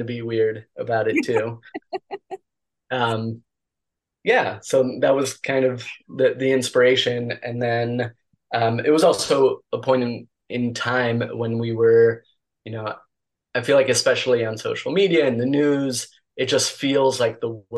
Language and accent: English; Mexico City, Mexico; I grew up in Mexico City, and I attended an international school